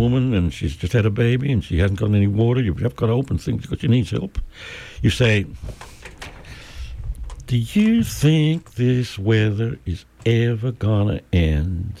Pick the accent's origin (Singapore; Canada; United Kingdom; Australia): Australia; also born or lived in United States; now in Mexico; when I was growing up in Australia reading Mark Twain